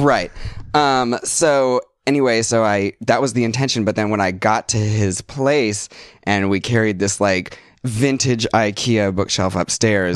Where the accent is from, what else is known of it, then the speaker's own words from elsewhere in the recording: Seattle, Washington, United States; moved away as an adult; now in New York, United States; I grew up in Seattle.